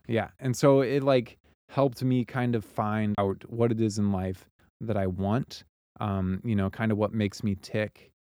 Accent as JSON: {"language": "English", "town": "Joplin", "region": "Missouri", "country": "United States", "tie": "born or raised there", "also_born_or_lived": "Kansas City", "said": "I was born and raised in Joplin, Missouri, and it's a town in southwest Missouri"}